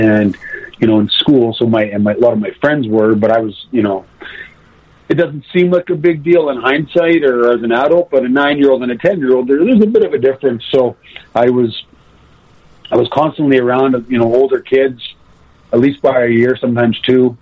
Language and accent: English; Nanaimo, British Columbia, Canada; born or raised there; also born or lived in Squamish, British Columbia / Edmonton, Alberta